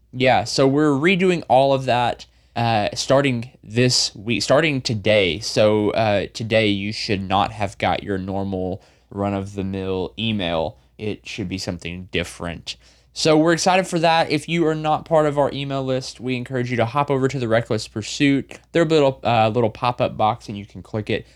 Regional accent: Arkansas, United States; we're both from Arkansas

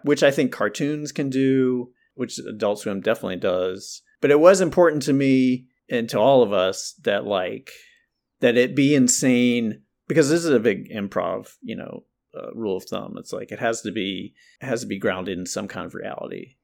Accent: North Carolina, United States; I'm from North Carol, I'm from the South, North Carolina

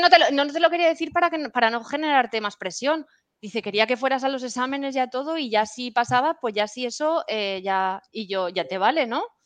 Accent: Puerto de Sagunto, Valencian Community, Spain; yo soy de un pueblecito eh, de Valencia que se llama Puerto de Sagunto

